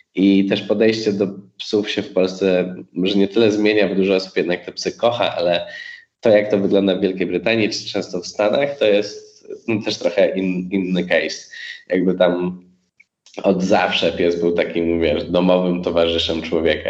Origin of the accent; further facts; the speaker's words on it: Poland; jesteśmy z Polski